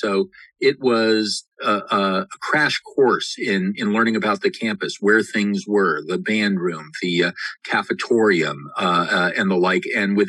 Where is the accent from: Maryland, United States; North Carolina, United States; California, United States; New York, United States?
California, United States; Los Angeles; moved away as an adult; now in West Contra Costa, United States; I'm from Los Angeles and came up to UC Berkeley for college and never left. Started in West Contra in 1988 as a 25-year-old